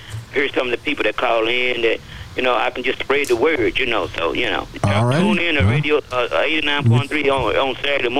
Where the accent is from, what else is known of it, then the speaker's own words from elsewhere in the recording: East Texas, United States; I'm from East Texas. I'm a country girl